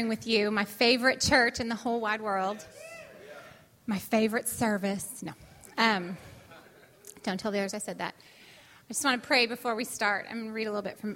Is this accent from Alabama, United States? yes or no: no; California, United States; moved away; That's where I'm from. My hometown